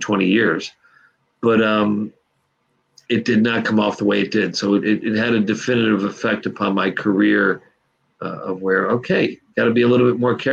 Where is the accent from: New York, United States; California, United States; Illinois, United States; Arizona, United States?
New York, United States; moved away as an adult; also born or lived in Los Angeles; I grew up in New York, did theater in New York